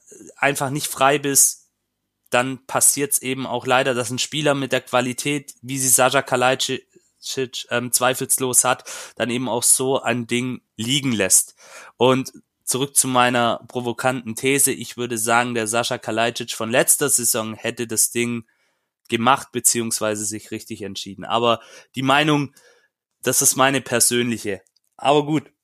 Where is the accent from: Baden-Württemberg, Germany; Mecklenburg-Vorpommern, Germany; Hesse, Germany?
Baden-Württemberg, Germany; Stuttgart; ich habe da vielleicht auch, auch als Stuttgarter, ähm, der Paul kann gleich auch noch mit einsteigen in diese Debatte, ähm, eine andere Sicht.